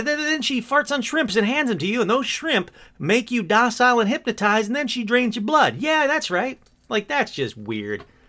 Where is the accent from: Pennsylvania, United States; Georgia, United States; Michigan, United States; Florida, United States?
Michigan, United States; I'm from Michigan. I grew up in Michigan